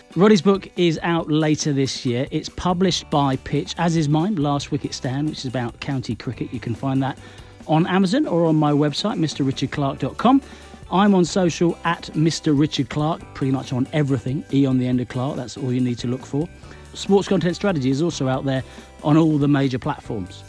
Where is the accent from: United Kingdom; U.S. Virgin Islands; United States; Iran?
United Kingdom; Essex, East of England; when I was a kid, I grew up in Essex